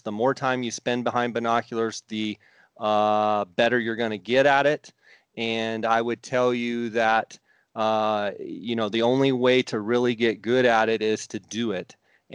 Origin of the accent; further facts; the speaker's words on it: Arizona, United States; I grew up in Arizona